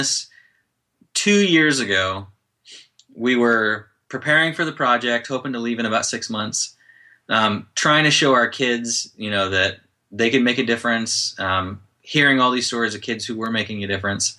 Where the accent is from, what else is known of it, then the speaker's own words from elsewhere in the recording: Indiana, United States; I grew up in Indiana